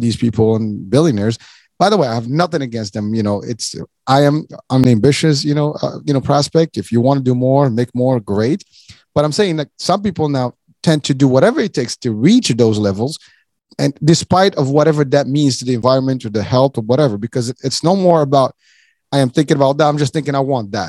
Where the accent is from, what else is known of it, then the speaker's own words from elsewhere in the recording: Morocco; moved away; I'm originally from Morocco